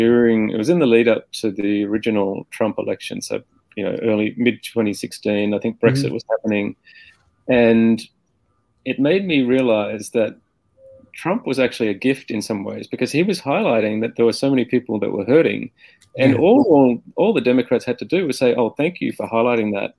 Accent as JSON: {"language": "English", "town": "Armidale", "region": "New South Wales", "country": "Australia", "said": "I'm from Australia, like, you know, Armidale, New South Wales, between Sydney"}